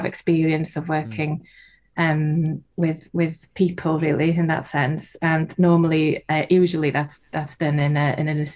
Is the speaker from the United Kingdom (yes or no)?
yes; North Wales, United Kingdom; first language Welsh; English is a second language; I'm from North Wales, and my first language is Welsh.